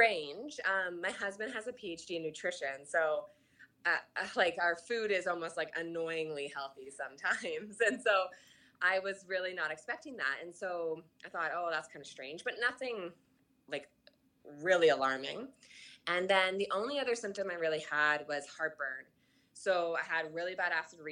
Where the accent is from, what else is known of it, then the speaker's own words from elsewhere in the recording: Canada; I'm Canadian